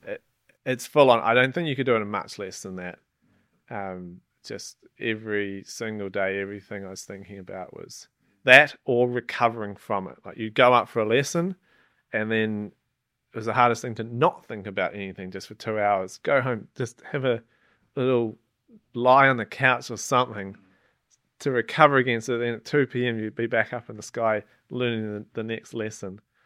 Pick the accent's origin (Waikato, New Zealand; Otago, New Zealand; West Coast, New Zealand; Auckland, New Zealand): West Coast, New Zealand; Gorge River; moved away as an adult; growing up in New Zealand